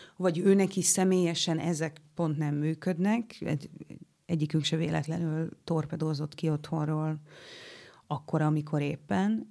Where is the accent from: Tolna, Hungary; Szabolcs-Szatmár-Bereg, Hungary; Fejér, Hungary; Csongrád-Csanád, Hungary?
Szabolcs-Szatmár-Bereg, Hungary; Nyíregyháza; accent: Szabolcs; moved away as an adult; also born or lived in Oros; now in Budapest, Hungary; én keleti voltam a saját szülővárosomban, keleti voltam, mert hogy a szülővárosom mellett, Nyíregyházam mellett egy faluban, ö, éltünk oroson